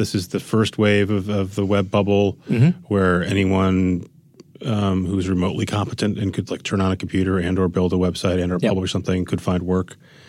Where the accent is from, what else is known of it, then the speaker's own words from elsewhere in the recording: Minnesota, United States; moved away; growing up in Minnesota